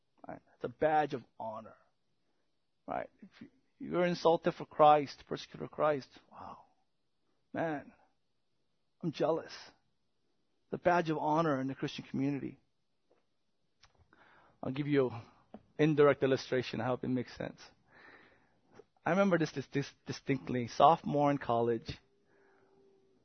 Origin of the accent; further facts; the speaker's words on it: South Korea; moved away; I remember growing up in Korea